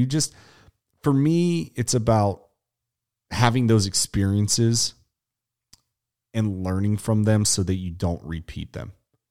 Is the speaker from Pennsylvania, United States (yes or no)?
yes; Pittsburgh, Pennsylvania, United States; where I come from Pittsburgh, PA, on the outskirts of Avella, PA